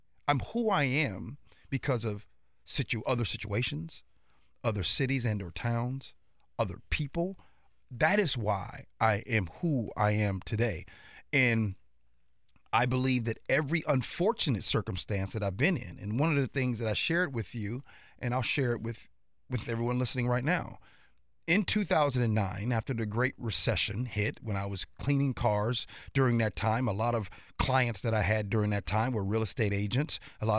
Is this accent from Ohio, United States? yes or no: no; Chicago, Illinois, United States; also born or lived in Indiana; now in Washington, United States; I grew up in Chicago.